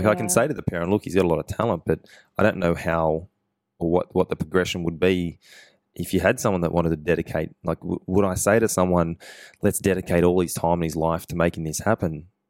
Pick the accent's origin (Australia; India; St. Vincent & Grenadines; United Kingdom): Australia; Wellington, New South Wales; born there; also born or lived in Sydney; And I was born in Wellington Hospital.